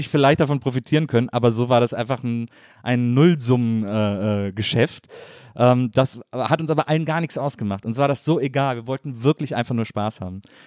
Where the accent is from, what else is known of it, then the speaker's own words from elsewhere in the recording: Wesseling, North Rhine-Westphalia, Germany; Ich komme aus Wesseling, zwischen Köln und Bonn